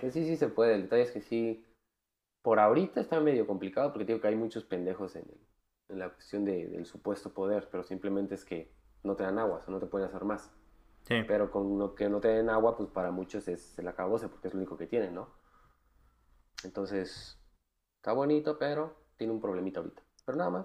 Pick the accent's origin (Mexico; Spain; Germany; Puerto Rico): Mexico; como latinoamericanos, o mínimo como mexicanos